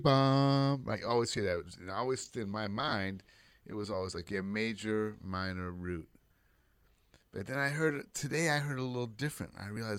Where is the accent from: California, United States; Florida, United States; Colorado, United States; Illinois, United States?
California, United States; Bay Area; everyone in the Bay Area when I grew up was a hippie or a Black Panther.